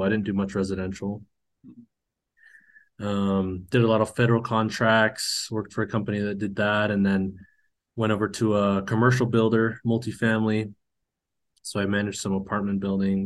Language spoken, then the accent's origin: English; Cache Valley, northern Utah, United States; also born or lived in Hawaii; I was born in Hawaii, grew up in northern Utah in Cache Valley